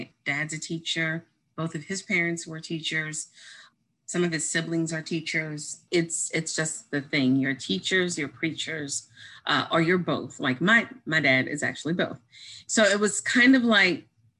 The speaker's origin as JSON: {"language": "English", "region": "Louisiana", "country": "United States", "also_born_or_lived": "Baton Rouge / Jefferson Parish", "said": "I'm from Louisiana, so Southern Christian home"}